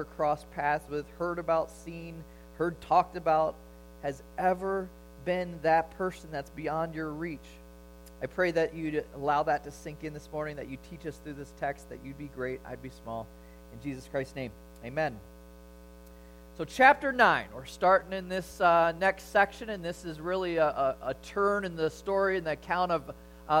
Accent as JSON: {"language": "English", "town": "Chicago", "region": "Illinois", "country": "United States", "tie": "born or raised there", "said": "growing up in Chicago during the Jordan era"}